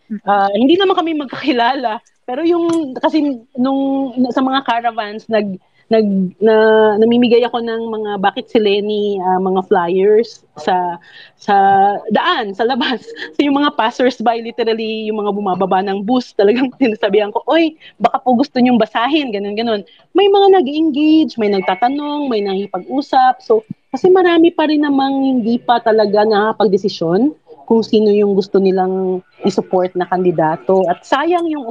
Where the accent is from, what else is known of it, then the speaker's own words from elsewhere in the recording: Visayas, Philippines; Tagalog is a second language; Bisaya kasi ako narubusan na ako ng Tagalog.